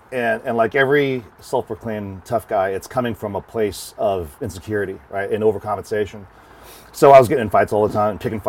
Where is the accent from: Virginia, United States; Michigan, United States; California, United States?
California, United States; Long Beach; So I grew up in Long Beach, California.